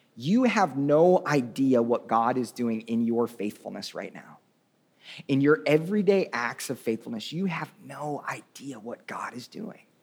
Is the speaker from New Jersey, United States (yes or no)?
no; Tulsa, Oklahoma, United States; I'm from Oklahoma